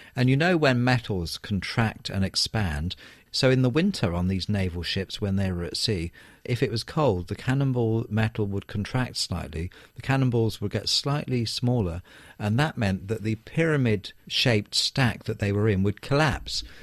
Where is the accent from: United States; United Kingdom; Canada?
United Kingdom; I'm from Britain